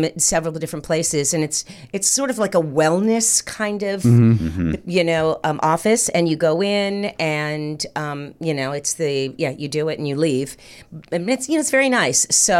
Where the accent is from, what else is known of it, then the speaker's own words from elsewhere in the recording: North Miami Beach, Florida, United States; also born or lived in New Jersey; I was raised in North Miami Beach.